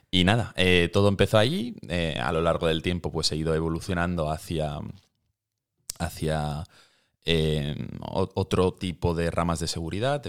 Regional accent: Valencia, Valencian Community, Spain; moved away as an adult; now in Barcelona, Spain; yo soy de Valencia

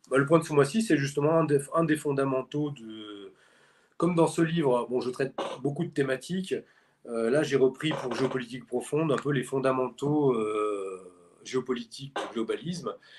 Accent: France; nous, on est français

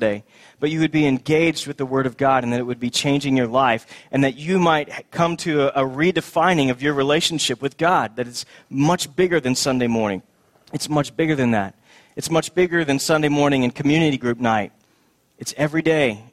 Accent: Texas, United States; moved away as an adult; also born or lived in Boston; we moved from Boston to the Promised Land back to Texas, and we were so happy to be home.

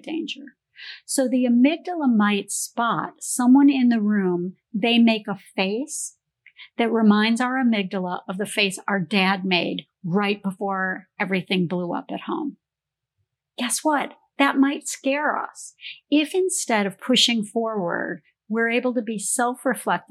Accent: Canada; moved away; I grew up in Canada

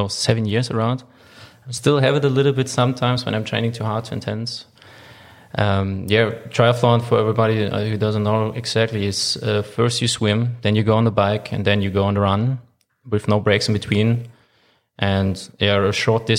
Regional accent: Hamburg, Germany; English is a second language; moved away as an adult; also born or lived in Cologne; now in Leipzig, Germany; I'm from Hamburg, Germany.

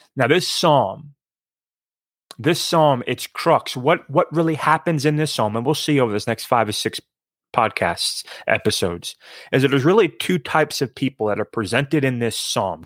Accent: East Coast, United States; I grew up on the East Coast

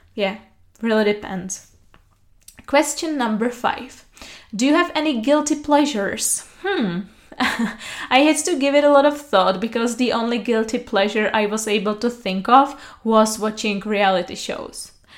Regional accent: Pilsen, Plzeň Region, Czechia; English is a second language; also born or lived in Prague; I was raised and born in Pilsen, and uh, it has always been my hometown

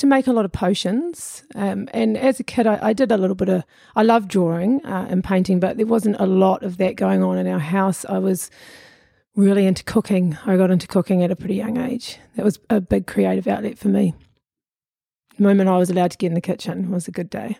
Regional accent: Auckland, New Zealand; also born or lived in Lower Hutt / Pukekohe / Muriwai Beach; I'm a shore kid

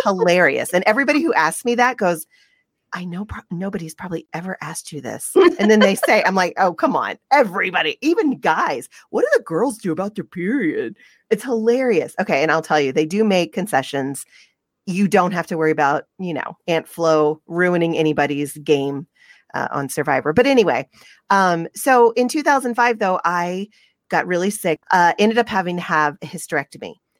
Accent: the South, United States; now in Utah, United States; I'm from the South

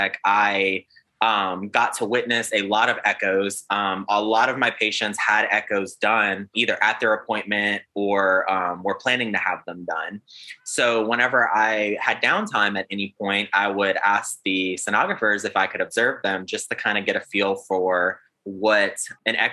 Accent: South Louisiana, United States; moved away as an adult; also born or lived in South Alabama; now in Alabama, United States; I am from South Louisiana. I currently reside in South Alabama

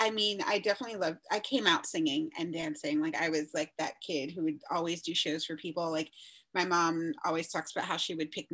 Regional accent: New Jersey, United States; moved away as an adult; also born or lived in New York City; now in New York, United States; I was born in the city, but I grew up in New Jersey and I've been back in New York for the past years

